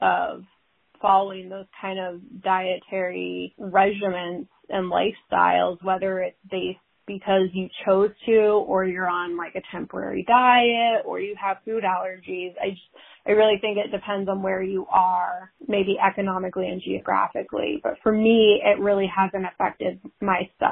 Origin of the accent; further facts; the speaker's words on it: New England, United States; also born or lived in Columbus, Ohio; now in New Hampshire, United States; growing up in New England, I've always had great access to local, organic, sustainable farms in Connecticut, up here in New Hampshire especially